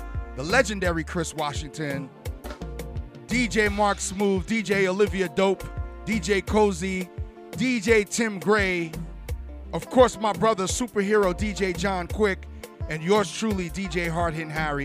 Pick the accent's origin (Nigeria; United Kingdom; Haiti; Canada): Haiti; I'm from Haiti